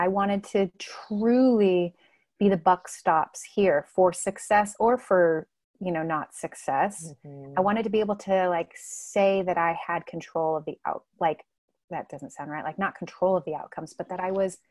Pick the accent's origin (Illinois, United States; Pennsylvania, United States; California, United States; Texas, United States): California, United States; Southern; moved away; I grew up in Southern California